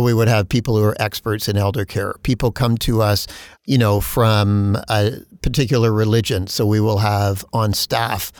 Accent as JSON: {"language": "English", "country": "Canada", "said": "as a Canadian"}